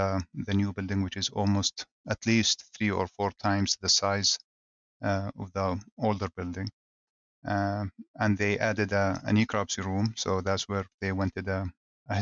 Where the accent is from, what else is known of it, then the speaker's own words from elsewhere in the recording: Jordan; moved away as an adult; also born or lived in Athens, Georgia, United States; now in Minnesota, United States; I grew up in Jordan, the Middle East, and my father was a chicken producer